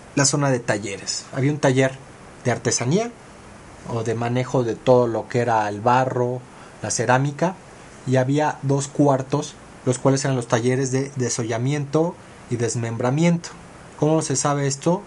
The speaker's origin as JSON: {"language": "Spanish", "country": "Mexico"}